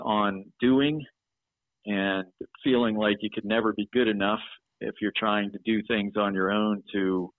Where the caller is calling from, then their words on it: Pennsylvania, United States; Today, I'm actually in Pennsylvania.